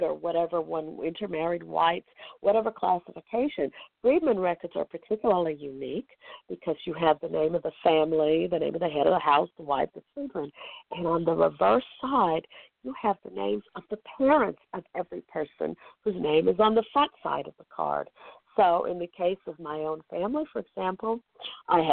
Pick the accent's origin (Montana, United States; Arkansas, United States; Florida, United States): Arkansas, United States; Fort Smith; Fort Smith, Arkansas, my hometown